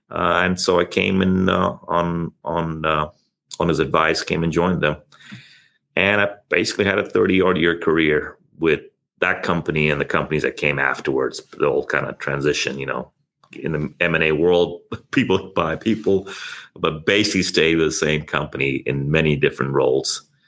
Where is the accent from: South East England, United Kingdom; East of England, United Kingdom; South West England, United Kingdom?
South East England, United Kingdom; also born or lived in India / Thailand; Yeah, I was born in India. I did my teenage years in Thailand, schooling there. My dad was in the UN there. And then I finished out my schooling in England, correct, in southern England.